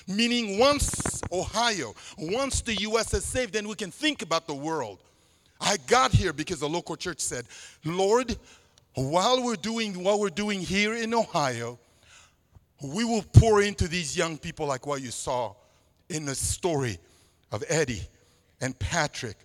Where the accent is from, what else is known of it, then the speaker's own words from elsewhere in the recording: Central African Republic; first language Sango; English is a second language; moved away; in my native language, Sango, one of the 50 languages spoken in the country where I'm originally from